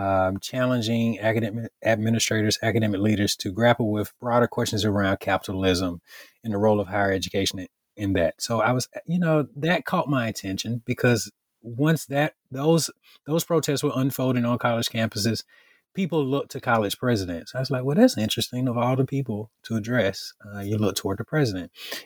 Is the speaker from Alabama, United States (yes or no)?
yes; Bologie, Alabama, United States; I grew up in Bologie, Alabama, and growing up in West Central Alabama, Greene County, I'm from a family of educators.